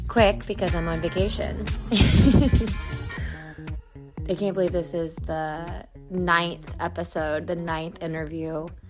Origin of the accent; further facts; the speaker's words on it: Raleigh, North Carolina, United States; I'm from North Carolina, I'm from Raleigh